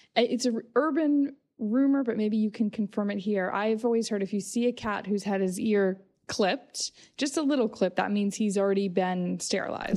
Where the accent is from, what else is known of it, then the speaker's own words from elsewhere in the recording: United States; moved away; I grew up in the States